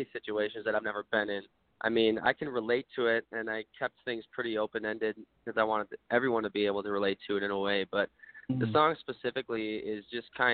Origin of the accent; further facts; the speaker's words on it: Wisconsin, United States; I'm from Wisconsin